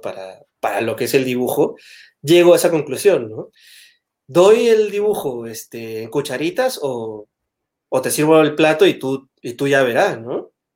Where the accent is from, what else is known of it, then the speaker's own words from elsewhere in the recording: Peru; moved away as an adult; also born or lived in Madrid, Spain; now in Spain; en Perú somos mucho más eh, sutiles